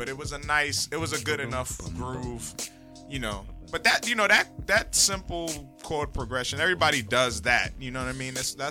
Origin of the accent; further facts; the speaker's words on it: Detroit, Michigan, United States; growing up in Detroit